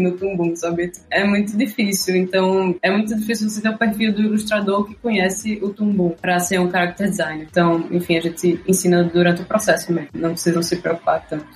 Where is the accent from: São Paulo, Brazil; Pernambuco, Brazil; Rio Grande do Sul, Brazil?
Pernambuco, Brazil; Recife; eu sou de Recife